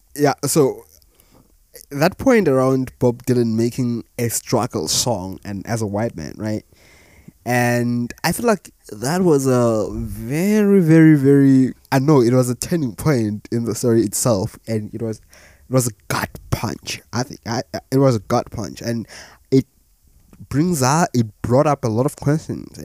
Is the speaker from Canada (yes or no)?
no; South Africa; As a South African myself